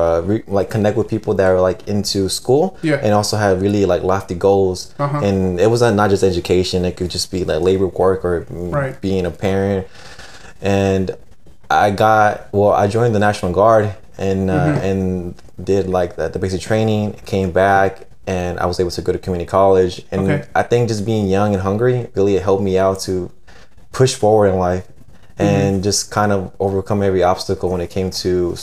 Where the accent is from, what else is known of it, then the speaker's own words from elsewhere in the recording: Dallas, Texas, United States; I'm from Oak Cliff.